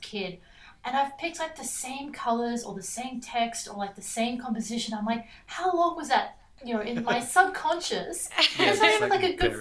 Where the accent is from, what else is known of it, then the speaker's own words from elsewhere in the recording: Scarborough, Queensland, Australia; I grew up in Scarborough, which is, you know, next to Redcliffe